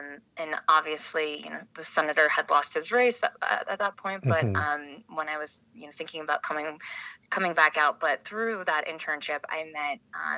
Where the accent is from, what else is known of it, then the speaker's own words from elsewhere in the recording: Billings, Montana, United States; moved away as an adult; also born or lived in Missoula, Montana / Washington, D.C.; I was born in Missoula. I went to school, middle school and high school in Billings, and I graduated from the University of Montana. My parents and grandparents and great-grandparents were all proud Montana outdoor types.